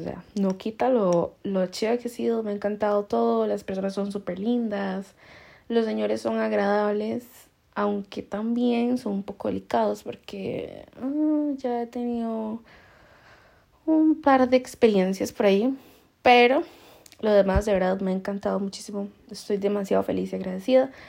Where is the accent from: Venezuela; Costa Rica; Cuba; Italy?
Costa Rica; now in Spain; nosotros que solo somos lo tico, lo tico y lo más tico